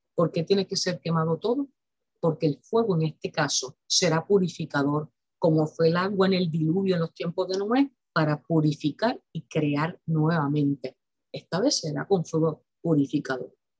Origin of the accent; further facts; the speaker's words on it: Puerto Rico; En mi país, Puerto Rico